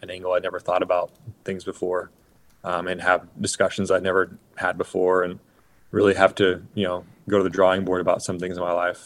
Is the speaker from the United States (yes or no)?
yes; Oregon, United States; I grew up in Oregon